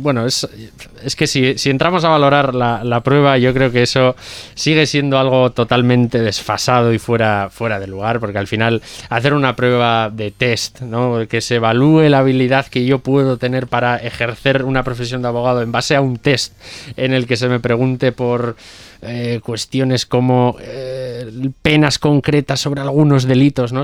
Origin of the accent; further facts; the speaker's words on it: Hermo, Basque Country, Spain; en Bilbao, eh, en Hermo, que por ejemplo es de donde soy yo